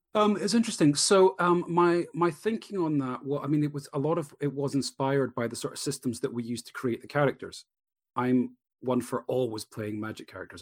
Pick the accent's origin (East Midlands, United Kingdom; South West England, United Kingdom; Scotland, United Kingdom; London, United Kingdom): Scotland, United Kingdom; Edinburgh; Edinburgh, my hometown